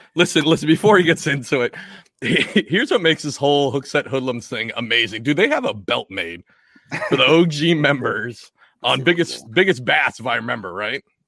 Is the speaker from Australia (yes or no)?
no; Washington, United States; now in East Coast, United States; I grew up in Washington State